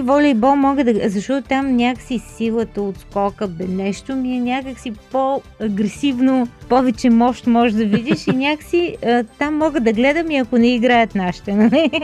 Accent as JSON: {"language": "Bulgarian", "region": "Northwestern Bulgaria", "country": "Bulgaria", "tie": "born or raised there", "said": "Това в северо-запада, нали, в моя роден град е толкова типично"}